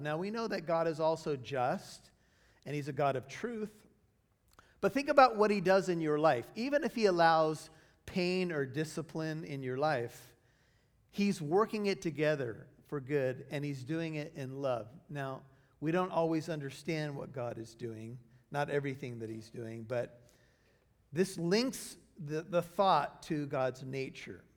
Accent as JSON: {"language": "English", "country": "United States", "said": "my life as an American"}